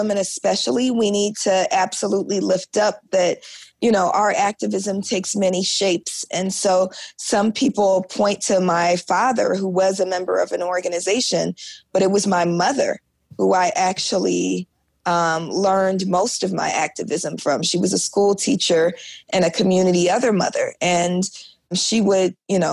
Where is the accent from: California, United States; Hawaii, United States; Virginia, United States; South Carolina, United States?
California, United States; Oakland; I was born in Oakland in the 1970s